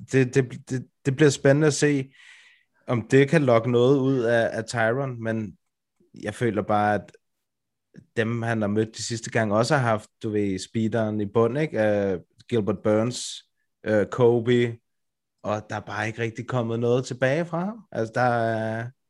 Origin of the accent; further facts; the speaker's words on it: Brøndby, Capital Region of Denmark, Denmark; det sted, hvor jeg kommer fra